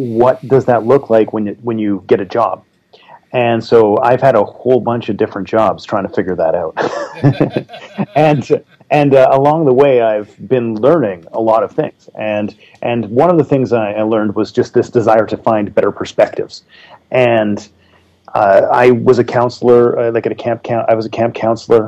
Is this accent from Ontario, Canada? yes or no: no; Sunshine Coast, British Columbia, Canada; I am from the Sunshine Coast, which is north of Vancouver, British Columbia.